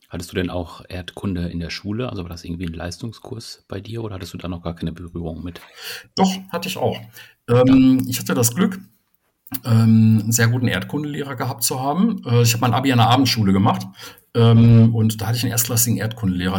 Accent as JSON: {"language": "German", "town": "Soest", "region": "North Rhine-Westphalia", "country": "Germany", "moved": "yes", "said": "ich komme ursprünglich aus Soest"}